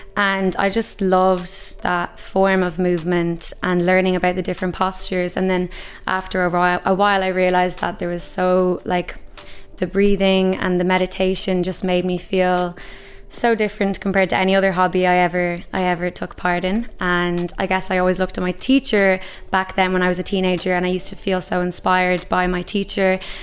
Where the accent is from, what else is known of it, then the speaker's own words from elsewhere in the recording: Ireland; who we are as Irish people